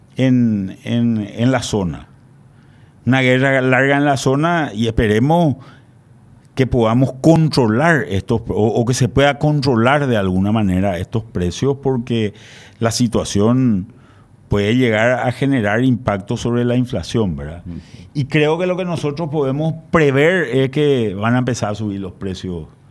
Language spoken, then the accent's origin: Spanish; Paraguay; los paraguayos